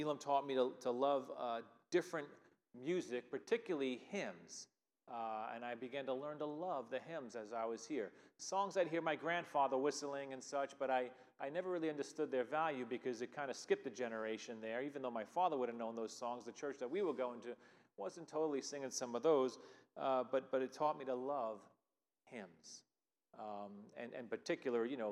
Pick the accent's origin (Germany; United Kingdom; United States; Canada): United States; Long Island, New York; moved away as an adult; also born or lived in Philadelphia area; now in Lima, New York, United States; I grew up on Long Island